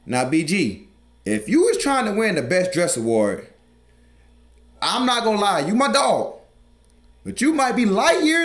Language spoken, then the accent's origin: English; the South, United States; I'm from the South